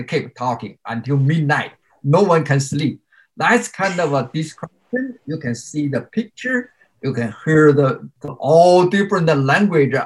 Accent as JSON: {"language": "English", "country": "China", "second_language": "English", "moved": "as an adult", "lives_now": "United States", "said": "my academic achievement in China is pretty good"}